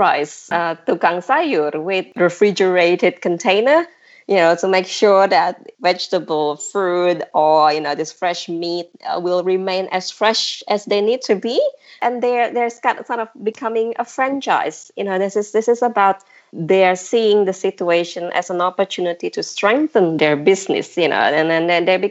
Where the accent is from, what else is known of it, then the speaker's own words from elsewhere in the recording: Jakarta, Indonesia; growing up in Jakarta